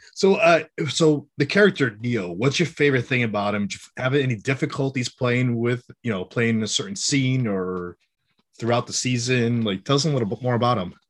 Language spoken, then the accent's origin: English; Western Massachusetts, United States; I'm from Massachusetts also, but I'm, I'm, like, from Western Mass.